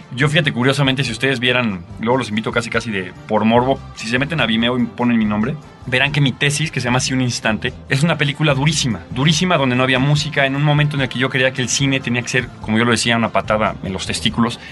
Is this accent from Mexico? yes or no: yes; Mexico; also born or lived in Argentina; me convertí en el mejor mexicano que ustedes se pueden imaginar